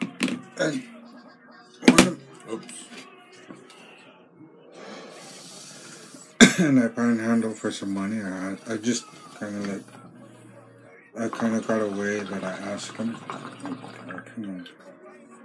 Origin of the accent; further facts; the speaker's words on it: Greenville, British Columbia, Canada; also born or lived in Terrace, British Columbia; I live in Greenville, BC. I'm originally from Greenville, BC.